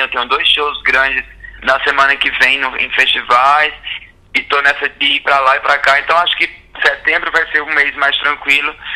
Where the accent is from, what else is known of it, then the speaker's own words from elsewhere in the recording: sertão of Ceará, Brazil; Eu já era um cara que vinha do sertão do Ceará